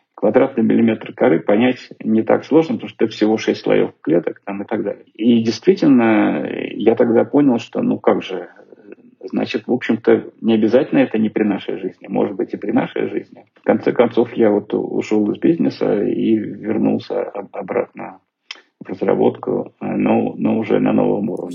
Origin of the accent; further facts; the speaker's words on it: Snezhinsk, Chelyabinsk Oblast, Russia; now in Moscow, Russia; из Снежинска, откуда я родом